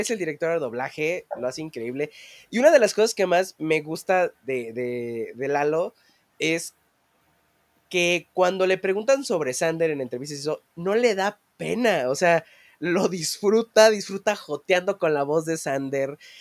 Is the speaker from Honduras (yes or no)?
no; Mexico; somos mexicanos